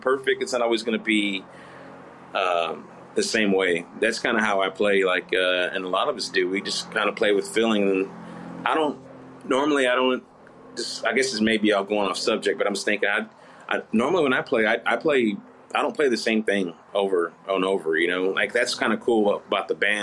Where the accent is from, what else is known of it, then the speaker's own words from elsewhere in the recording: Fort Worth, Texas, United States; where I grew up in Fort Worth, over in Diamond Hill area